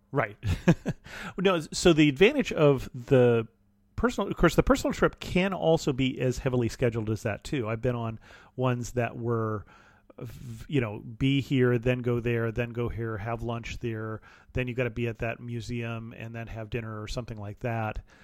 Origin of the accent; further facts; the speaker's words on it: Salinas Valley, California, United States; also born or lived in Ohio; I grew up in an ag area in California. I grew up in the Salinas Valley